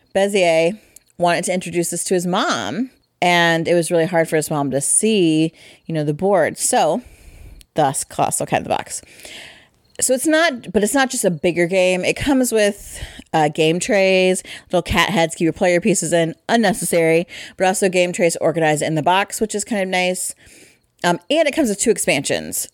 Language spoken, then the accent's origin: English; Midwest, United States; we're from the Midwest